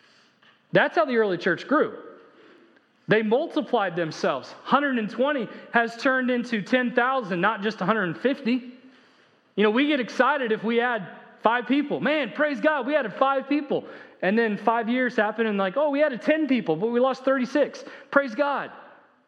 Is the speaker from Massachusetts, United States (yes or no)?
no; Indiana, United States; now in Texas, United States; when I grew up in Indiana